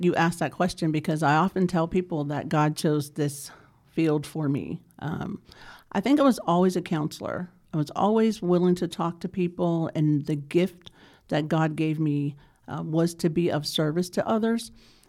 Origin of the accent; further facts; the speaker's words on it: Pittsburgh, Pennsylvania, United States; now in Charlotte, United States; So I'm originally from Pittsburgh, Pennsylvania